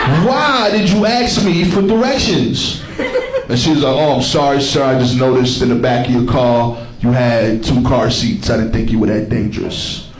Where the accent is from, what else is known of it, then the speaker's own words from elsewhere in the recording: Brooklyn, New York, United States; I'm from East New York, Brooklyn. That is not the appropriate response. For those of you that haven't been to East New York before, keep it that way.